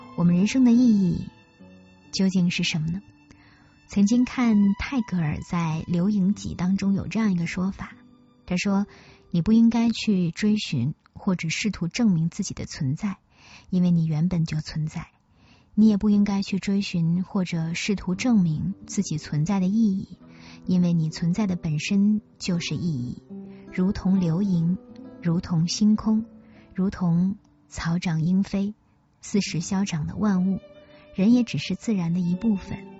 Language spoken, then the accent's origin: Chinese; Northeast China, China; moved away; 小时候生活在东北，冬天的雪可以垒起城堡，可以盖得比人还高